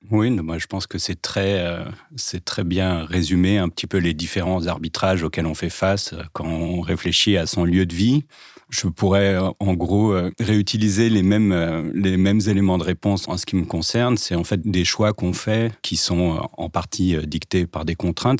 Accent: Nanterre, Île-de-France, France; j'ai grandi à Nanterre-Préfecture

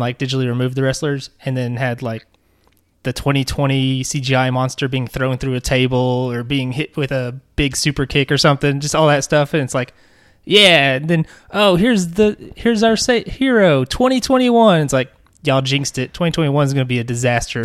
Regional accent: Arkansas, United States; We're from Arkansas.

